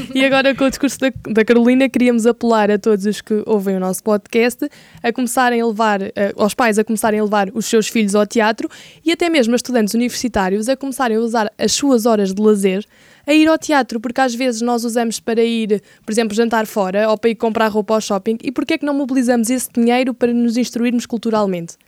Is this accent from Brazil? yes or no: no; Portugal; nós enquanto portugueses